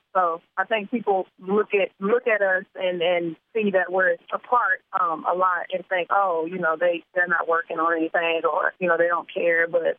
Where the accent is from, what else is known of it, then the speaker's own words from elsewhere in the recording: New Jersey, United States; Because I'm from Jersey, aggressive. I'm not as aggressive as I used to be, but, you know, I still am that strong Jersey girl.